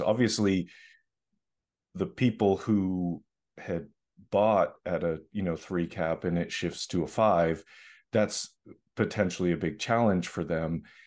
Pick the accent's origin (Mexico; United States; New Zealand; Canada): United States; Boston, Massachusetts; now in Los Angeles, United States; I grew up in Boston